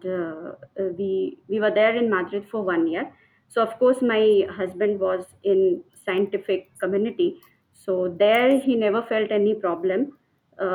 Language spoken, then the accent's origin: English; Pune, Maharashtra, India; English is a second language; moved away as an adult; now in Delhi, India; I'm basically from Pune, Maharashtra, and born and brought up in Maharashtrian family. Till my master's degree, I was living in Pune.